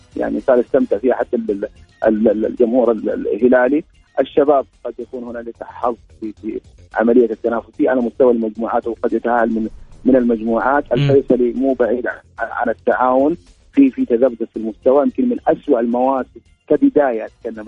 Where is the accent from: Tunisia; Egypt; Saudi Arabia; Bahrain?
Saudi Arabia